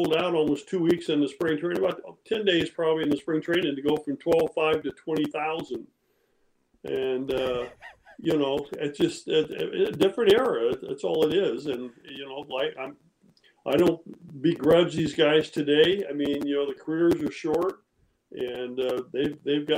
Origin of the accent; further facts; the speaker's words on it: Modesto, California, United States; We grew up in outside of Modesto. I actually went to high school in Modesto, Downey High there